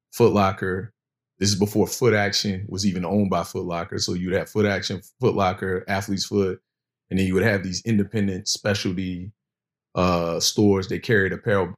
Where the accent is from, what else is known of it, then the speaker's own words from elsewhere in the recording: Virginia Beach, Virginia, United States; I'm originally from Virginia Beach, Virginia